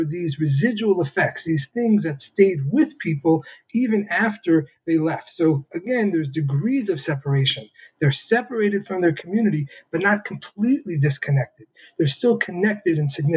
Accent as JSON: {"language": "English", "town": "New York City", "region": "New York", "country": "United States", "tie": "born or raised there", "said": "I grew up Lubavitch in the Hasidic community in Crown Heights, Brooklyn"}